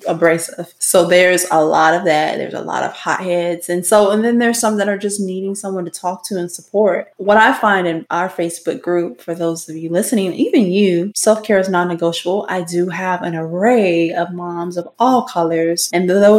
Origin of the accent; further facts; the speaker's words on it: Florida, United States; I'm from Florida. I live in Sarasota